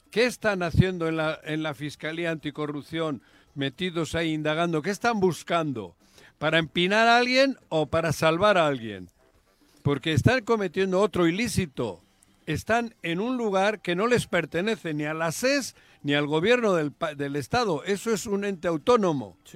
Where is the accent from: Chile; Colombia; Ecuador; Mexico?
Mexico; pero nosotros somos de la República Federal Mexicana los que deberíamos decir esto está mal.